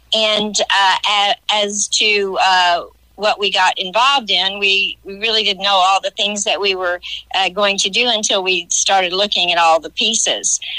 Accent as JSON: {"language": "English", "town": "Johnson City", "region": "Illinois", "country": "United States", "tie": "born or raised there", "also_born_or_lived": "West Frankfort, Illinois", "said": "Being from West Frankfort, I grew up in Johnson City"}